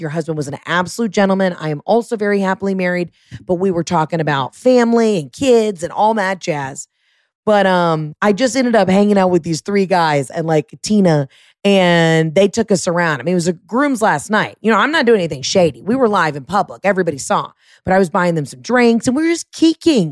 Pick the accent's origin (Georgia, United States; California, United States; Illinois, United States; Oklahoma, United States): Georgia, United States; Atlanta; moved away as an adult; also born or lived in Oxford, Mississippi; I was from Atlanta